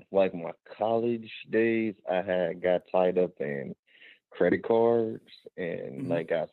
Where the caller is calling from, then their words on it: Los Angeles, California, United States; I'm from Los Angeles.